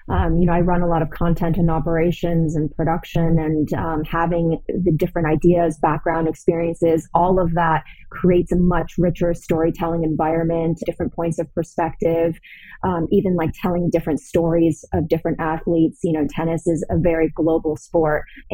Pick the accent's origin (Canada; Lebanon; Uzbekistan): Canada; Toronto, Ontario; moved away as an adult; also born or lived in Los Angeles, United States; I'm originally from Toronto, from Canada. And I moved down to LA right after I graduated